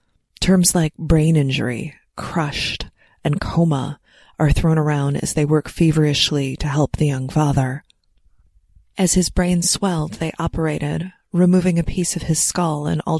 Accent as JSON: {"language": "English", "area": "Oakland County", "region": "Michigan", "country": "United States", "tie": "born or raised there", "said": "When I was a kid, growing up in Oakland County"}